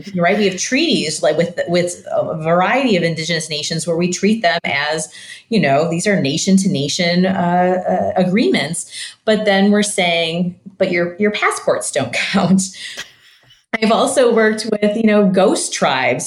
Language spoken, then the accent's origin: English; Michigan, United States; now in St. Louis, United States; I grew up in Michigan and I live in St. Louis now.